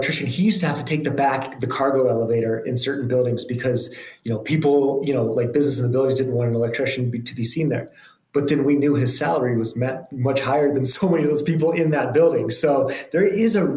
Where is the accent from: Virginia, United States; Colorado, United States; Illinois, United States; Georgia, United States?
Colorado, United States; Boulder; also born or lived in Memphis, Tennessee; I grew up in Boulder, Colorado, and kind of spent close to my whole childhood there. Spent a little bit of time in Memphis, Tennessee